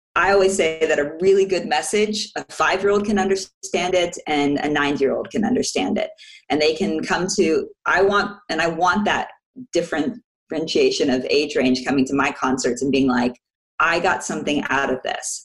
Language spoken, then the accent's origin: English; Orlando, Florida, United States; also born or lived in Washington, D.C.; now in Nuremberg, Germany; I am actually an American. I was born in DC and raised in Orlando, Florida.